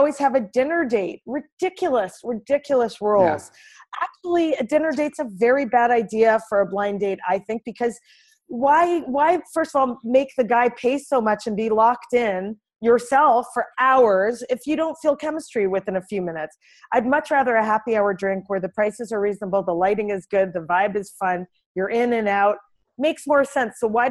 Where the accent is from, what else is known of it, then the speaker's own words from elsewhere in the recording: Canada; moved away as an adult; now in New York, United States; from Canada originally, as you know, but I've lived in New York for 10 years